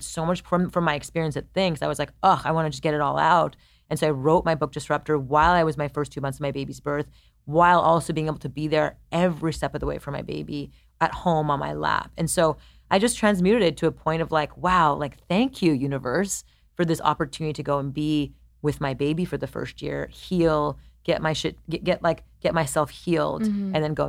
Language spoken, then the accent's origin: English; India; I'm Indian, like Japanese